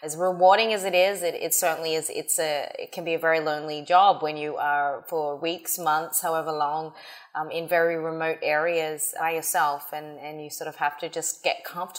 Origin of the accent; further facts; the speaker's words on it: Australia; moved away as an adult; now in United States; So I came to the US from Australia. I was studying in 2006.